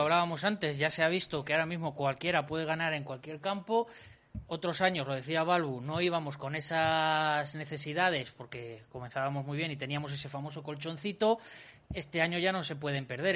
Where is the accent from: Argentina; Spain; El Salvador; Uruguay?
Spain; Valladolid, Castile and León; somos los vallisoletanos